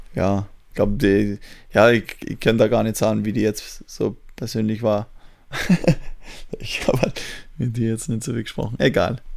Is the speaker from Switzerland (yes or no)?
no; Austria; bei uns darf man mit 17 schon fahren, wenn du L17 machst